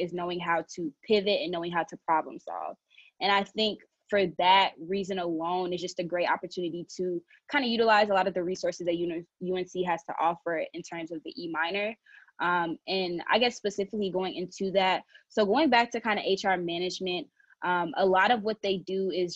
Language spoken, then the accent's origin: English; Nigeria; I'm Nigerian.